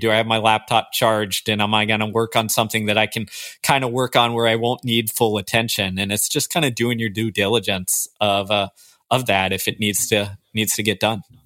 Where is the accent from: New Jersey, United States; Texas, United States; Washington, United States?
Texas, United States; Houston; I grew up in Houston, Texas.